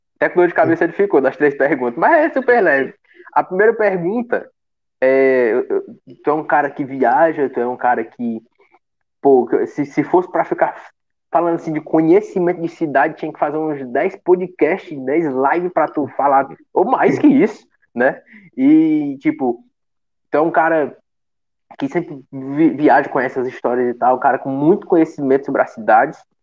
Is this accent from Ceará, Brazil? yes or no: yes; Pacoti, Ceará, Brazil; eu sou de Pacuti